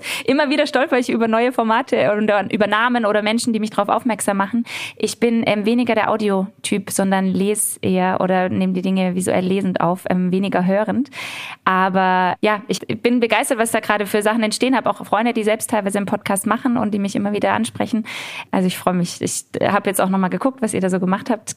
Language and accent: German; Ludwigsburg, Baden-Württemberg, Germany; also born or lived in Heidelberg; ich bin in Ludwigsburg groß geworden, im Stuttgarter Raum, also selbst auch hier im Schwäbischen sozusagen mhm. groß geworden.